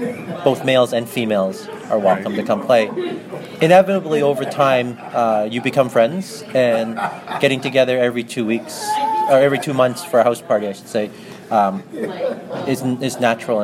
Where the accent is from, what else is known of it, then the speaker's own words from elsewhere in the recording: Kitchener, Ontario, Canada; I'm from Kitchener, Ontario, Canada.